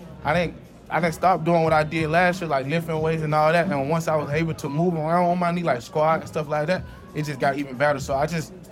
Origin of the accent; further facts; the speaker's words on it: Georgia, United States; moved away as an adult; also born or lived in Kansas; I'm from Georgia, going to my high school